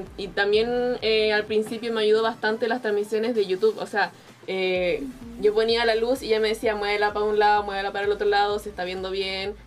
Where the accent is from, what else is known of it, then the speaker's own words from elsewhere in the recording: Chile; Soy de Chile